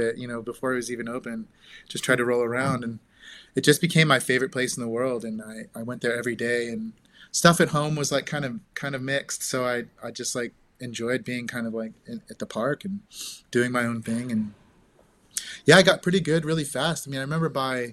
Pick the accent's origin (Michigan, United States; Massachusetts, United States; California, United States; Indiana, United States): California, United States; Santa Rosa; I grew up in Santa Rosa, so Northern California